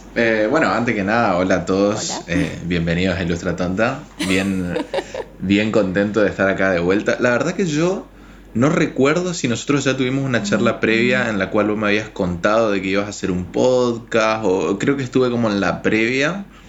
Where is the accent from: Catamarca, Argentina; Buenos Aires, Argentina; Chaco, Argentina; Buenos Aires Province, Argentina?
Chaco, Argentina; moved away as an adult; now in Paraguay; estudié en la Universidad Nacional del Nordeste, soy de Chaco